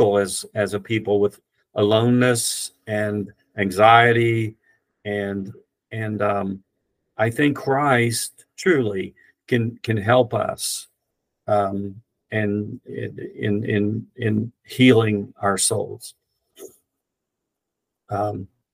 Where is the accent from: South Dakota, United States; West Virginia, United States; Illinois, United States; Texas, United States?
West Virginia, United States; Rainelle; moved away; I grew up in Raynell, West Virginia